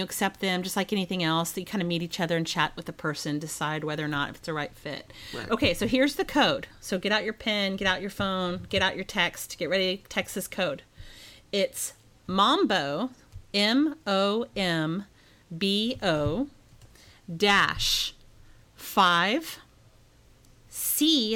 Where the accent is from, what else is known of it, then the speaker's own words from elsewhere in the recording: Dallas, Texas, United States; I grew up in Texas, which is like in the South